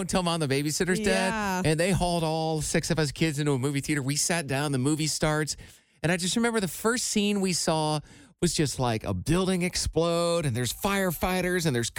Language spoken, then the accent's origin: English; Iowa, United States; moved away; my hometown in Iowa.